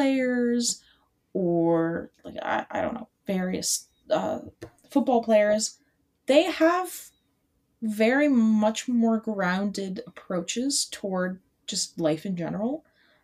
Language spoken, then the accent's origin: English; Massachusetts, United States; I'm from Massachusetts.